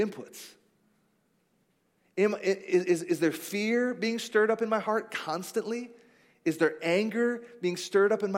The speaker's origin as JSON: {"language": "English", "country": "United States", "said": "I'm an American"}